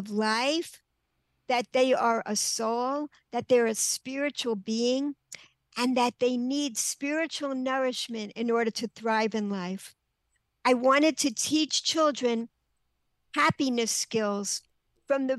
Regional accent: New York, United States; moved away as an adult; also born or lived in Maryland; now in Israel; I'm from New York.

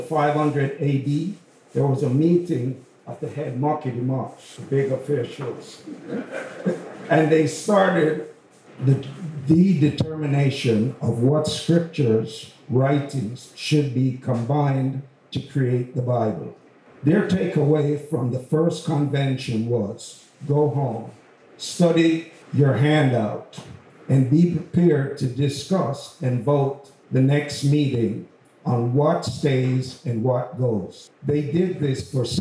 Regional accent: Jamaica; accent: Jamaican; now in United States; I hope everyone can understand my accent. Sometimes the Jamaican comes out.

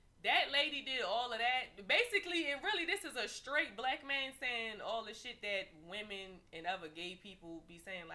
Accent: Baltimore, Maryland, United States; I'm from Baltimore City

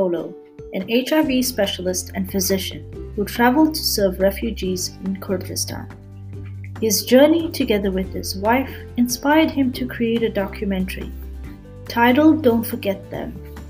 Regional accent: Canada; I'm a Canadian medical student

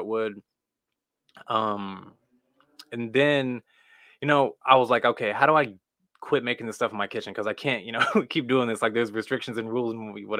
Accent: Missouri, United States; I'm from Missouri

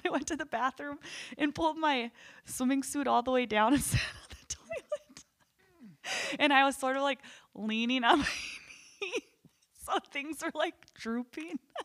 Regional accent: North Dakota, United States; we're from North Dakota

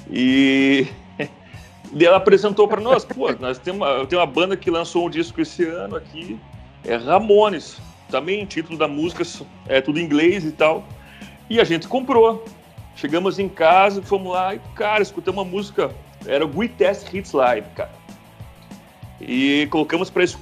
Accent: Mafra, Santa Catarina, Brazil; Sou natural de Santa Catarina, na cidade de Mafra, uma pequena cidade de Santa Catarina. É próxima de Curitiba, duas horas de Curitiba, 50 mil habitantes.

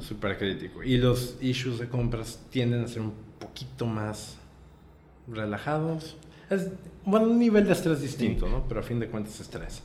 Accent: Puebla, Mexico; moved away as an adult; now in Tijuana, Mexico; Yo soy originario de Puebla. Me vine a vivir aquí a Tijuana hace nueve años

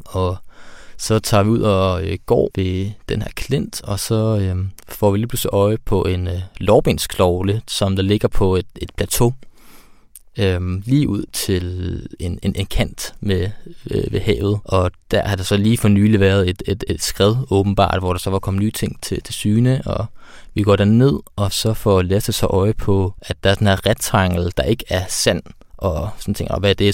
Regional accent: Denmark

